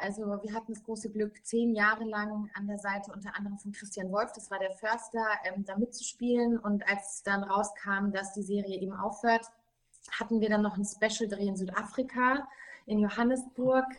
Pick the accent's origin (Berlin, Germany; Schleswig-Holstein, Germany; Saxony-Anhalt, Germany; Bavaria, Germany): Bavaria, Germany; Munich; ich komme ja aus München